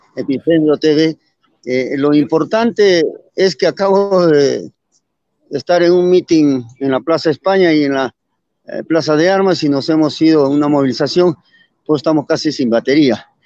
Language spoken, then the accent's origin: Spanish; Arequipa, Peru; Soy del Cono Norte